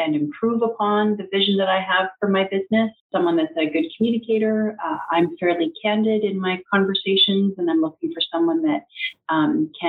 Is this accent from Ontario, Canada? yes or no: yes; Strathroy, Ontario, Canada; my hometown of Strathroy